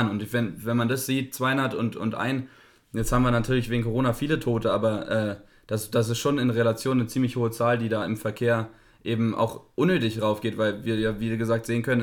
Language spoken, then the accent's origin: German; Berlin, Germany; ist da auch als Berliner, ne?